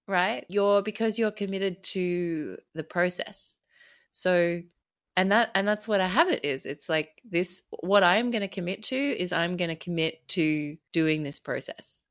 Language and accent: English; Australia; I'm Australian